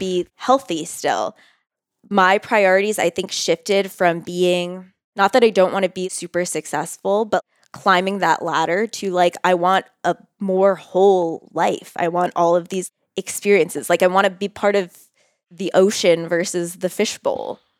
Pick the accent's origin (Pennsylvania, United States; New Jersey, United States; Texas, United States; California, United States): New Jersey, United States; Bridgewater; moved away as an adult; also born or lived in New York City; now in Denver, United States; I'm from New Jersey